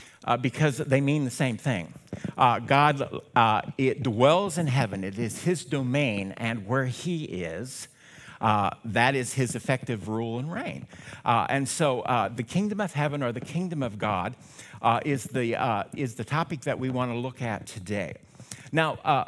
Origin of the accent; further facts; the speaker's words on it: Mason City, Iowa, United States; I was born in Mason City, St. Joseph Mercy Hospital back in the day